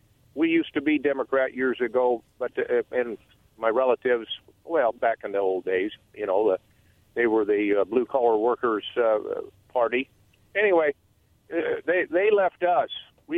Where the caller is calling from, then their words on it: Umatilla, United States; … Umatilla.